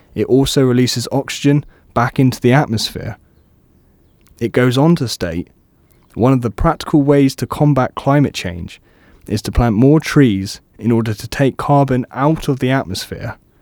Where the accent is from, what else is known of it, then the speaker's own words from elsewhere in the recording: Cornwall, South West England, United Kingdom; moved away as an adult; now in Brighton, United Kingdom; I'm originally from Cornwall